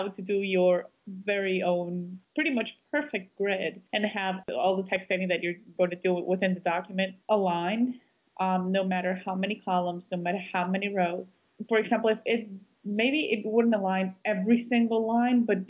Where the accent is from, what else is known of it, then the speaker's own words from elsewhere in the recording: Guatemala; I was from Guatemala